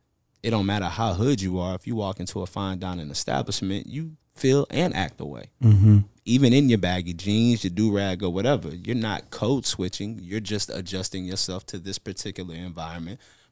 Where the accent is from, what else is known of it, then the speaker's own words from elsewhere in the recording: Houston, Texas, United States; also born or lived in Virginia; So everywhere I went, I was from Houston. Mm. But I was born in Virginia.